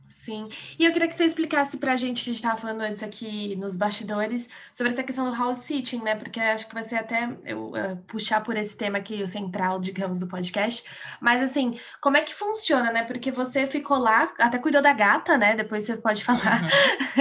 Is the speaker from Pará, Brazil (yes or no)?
no; São Paulo, Brazil; eu sou de São Paulo